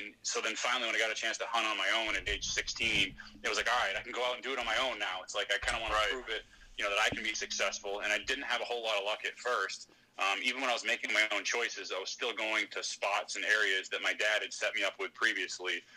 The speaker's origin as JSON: {"language": "English", "region": "Maine", "country": "United States", "tie": "born or raised there", "also_born_or_lived": "Merrimack, New Hampshire", "moved": "as an adult", "said": "I grew up in Maine"}